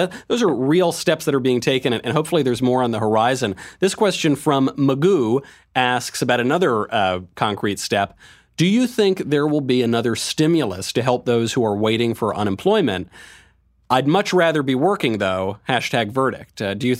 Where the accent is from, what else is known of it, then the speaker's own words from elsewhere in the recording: Bronx, New York, United States; And I'm from the Bronx, by the way.